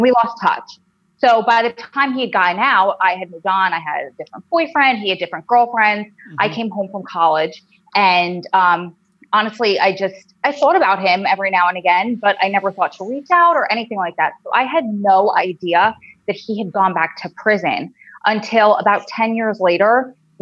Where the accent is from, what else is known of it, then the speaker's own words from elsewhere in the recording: Long Island, New York, United States; accent: New Jersey drawl; also born or lived in Wilmington, North Carolina; now in New Jersey, United States; Originally I'm from Long Island, which that accent is a million times worse.